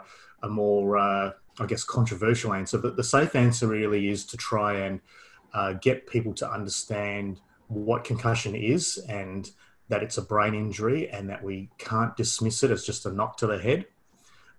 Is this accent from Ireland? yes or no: no; Perth, Western Australia, Australia; moved away as an adult; now in Melbourne, Australia; I'm originally from Perth. Did all my studies in Perth.